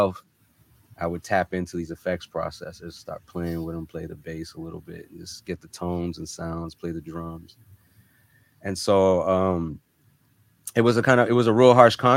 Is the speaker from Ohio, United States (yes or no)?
no; North Miami, Florida, United States; also born or lived in Germany; I was an army brat for a while, but was located, we pretty much set roots down in Miami, Florida, North Miami to be exact, when I was about 5 years old